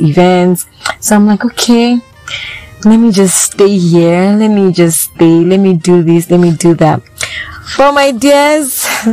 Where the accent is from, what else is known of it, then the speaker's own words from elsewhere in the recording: Benin City, Edo, Nigeria; moved away; also born or lived in Lagos, Nigeria; I was born in Benin, then I went to Lagos. I stayed in Lagos for a couple of years, then I came back to Benin